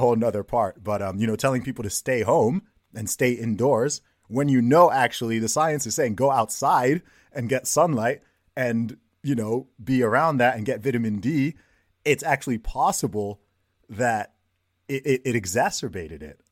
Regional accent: Saudi Arabia; moved away; I grew up in Saudi Arabia myself

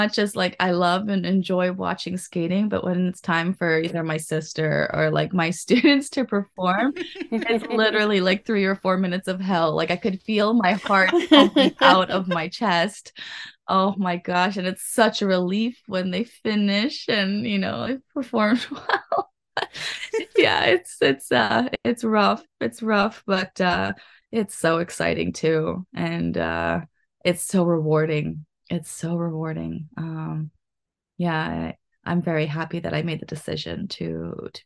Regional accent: United States; now in Japan; I grew up in the States

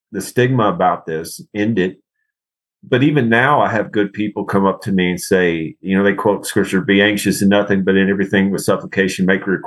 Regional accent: Bon Aqua, Tennessee, United States; It's in Hickman County. I grew up in that area

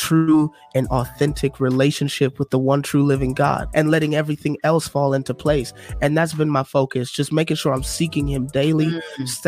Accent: Detroit, Michigan, United States; now in Illinois, United States; I'm from Detroit originally

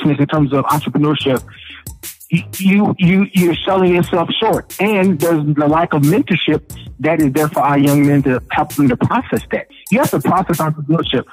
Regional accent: Louisville, Kentucky, United States; I grew up in Louisville, and growing up in the projects

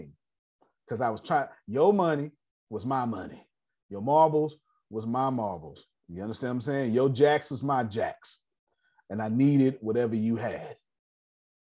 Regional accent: the South, United States; I'm from the South

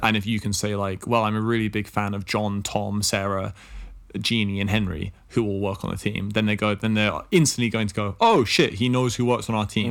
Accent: England, United Kingdom; I'm from England

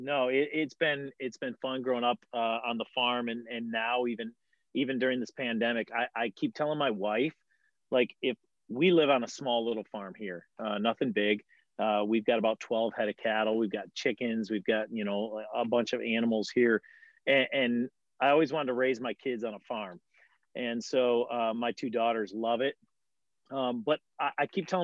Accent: Attica, Michigan, United States; I grew up in Attica, Michigan.

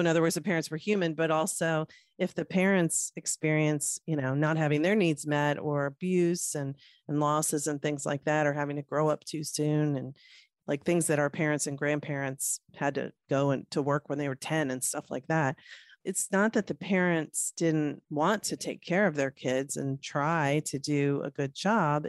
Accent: Norfolk, Virginia, United States; Virginia Beach, Virginia, my hometown. Actually, I'm from Norfolk, but they're right next to each other

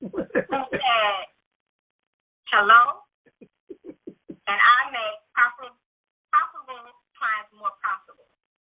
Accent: Louisiana, United States; moved away as an adult; now in Houston, United States; I am from Louisiana, born and raised in Louisiana, was adopted. And then later on after high school, I ran away from where I was during my high school year and decided to go and live in the Houston area.

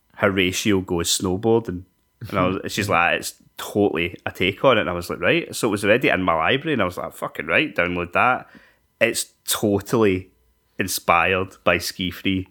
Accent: Scotland, United Kingdom; we're Scottish

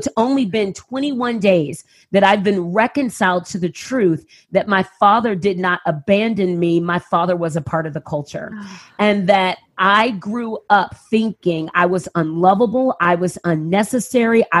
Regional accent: San Antonio, Texas, United States; I grew up in San Antonio, Texas. I moved to San Antonio when I was, was moved by my family when I was 6 weeks old

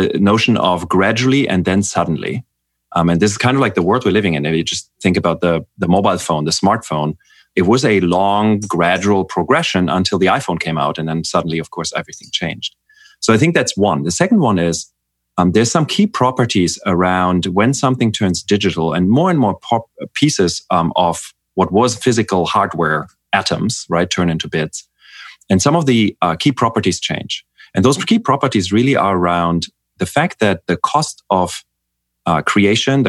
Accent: Germany; I'm from Germany

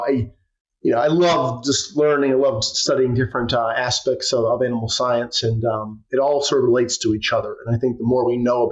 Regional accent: New York, United States; I'm from New York. My wife is from New York

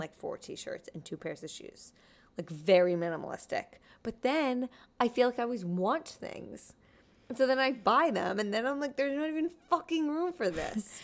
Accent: New Jersey, United States; moved away as an adult; also born or lived in Pennsylvania; now in New York, United States; I grew up in New Jersey

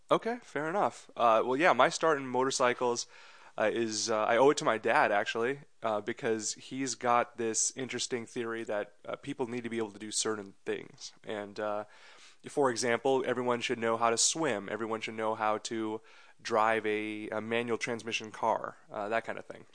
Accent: Andover, Massachusetts, United States; also born or lived in India; I grew up in Massachusetts in a, in a town called Andover, a suburb of Boston

